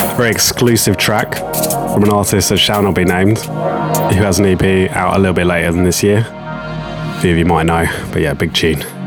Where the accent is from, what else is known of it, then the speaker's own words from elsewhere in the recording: Horsham, South East England, United Kingdom; Horsham is my hometown